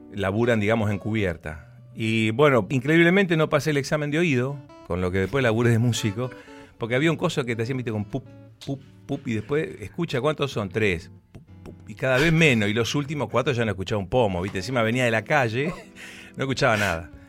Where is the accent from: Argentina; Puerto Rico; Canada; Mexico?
Argentina; Buenos Aires; Nací en Capital Federal, soy bien porteño, padre y madre entrerrianas